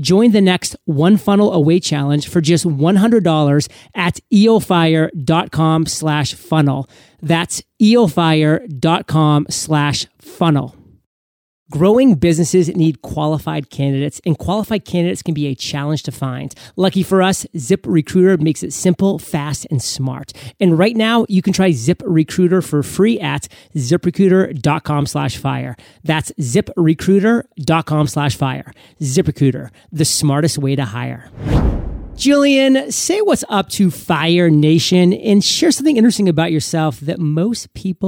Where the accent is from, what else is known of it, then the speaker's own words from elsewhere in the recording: Maine, United States; now in Puerto Rico; So I know that you know I'm from Puerto Rico, or I live in Puerto Rico now, but I'm from Maine originally.